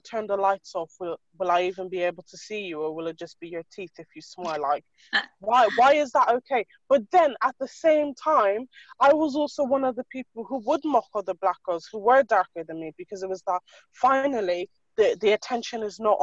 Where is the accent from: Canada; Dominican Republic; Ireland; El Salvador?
Ireland; moved away as an adult; now in United Kingdom; I was full on raised in Ireland on a farm milking cows. Like, I am as Irish as they get